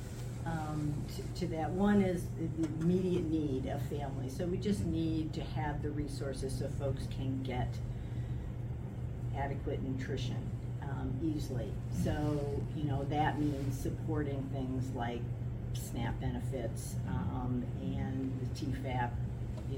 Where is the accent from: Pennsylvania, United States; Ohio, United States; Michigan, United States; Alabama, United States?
Michigan, United States; Detroit; moved away as an adult; now in Seattle, United States; I was born in Detroit.